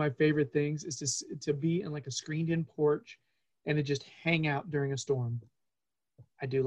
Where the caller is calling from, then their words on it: Winston-Salem, North Carolina, United States; I'm recorded from Winston-Salem, North Carolina